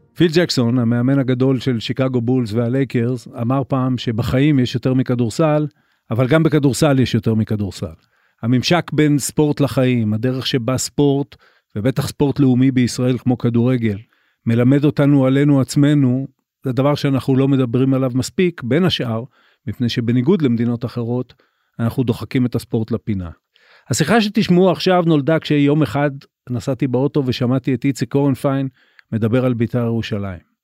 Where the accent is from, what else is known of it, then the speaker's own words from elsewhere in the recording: Haifa, Haifa District, Israel; אני אני גדלתי בחיפה אוקיי גדלתי בקריות